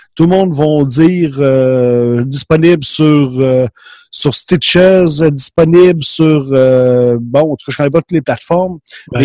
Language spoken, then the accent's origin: French; Quebec, Canada; accent: Québécois